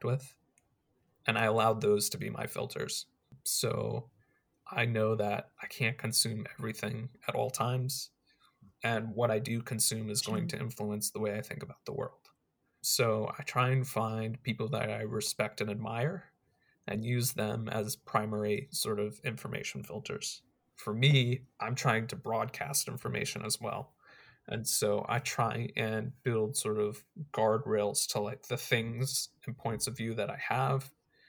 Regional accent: United States; I'm an American, I live in America right now

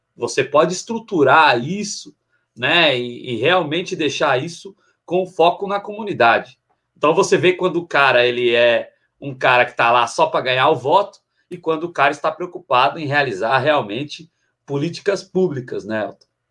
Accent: São Paulo, Brazil; Eu sou de Guaianazes

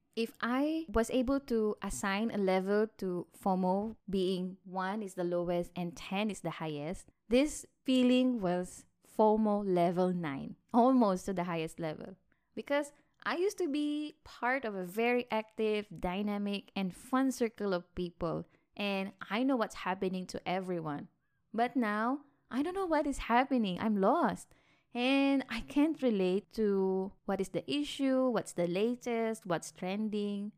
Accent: Philippines; moved away as an adult; now in Malaysia; I'm from the Philippines and I moved to Malaysia in two thousand sixteen for better work opportunities

